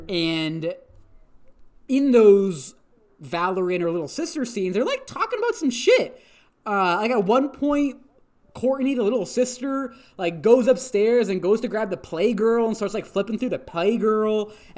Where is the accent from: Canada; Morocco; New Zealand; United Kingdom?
Canada; I am from Canada, thank you. I was born here. I am a citizen.